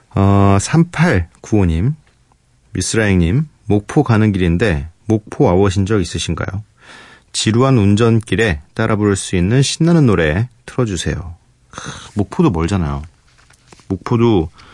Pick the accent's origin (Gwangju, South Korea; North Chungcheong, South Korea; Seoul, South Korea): Seoul, South Korea; also born or lived in Geumdang-do (Geogeumdo), Goheung, South Jeolla; 거기가 이제 제 고향 뭐 그렇다고 제가 거기서 뭐 흙 먹고 막 자라고 이러진 않았습니다. 전 태어나서 태어나서 뭐 이렇게 아무것도 모를 때 올라왔어요 서울로 거의 거의 대부분 서울 사람인데